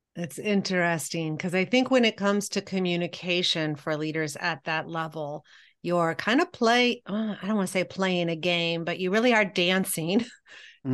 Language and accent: English; Columbia, Missouri, United States; I grew up in Columbia, Missouri